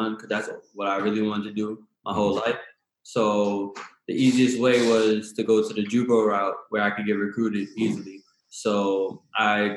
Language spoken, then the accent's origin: English; New York City, New York, United States; moved away as an adult; also born or lived in Kansas; now in Ogden, United States; Yeah, I'm from Bronx, New York.